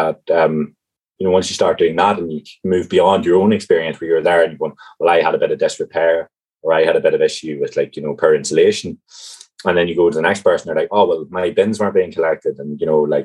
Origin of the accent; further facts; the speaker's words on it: County Tyrone, Northern Ireland, United Kingdom; moved away as an adult; now in Cork, Ireland; Originally from County Tyrone and kind of a rural county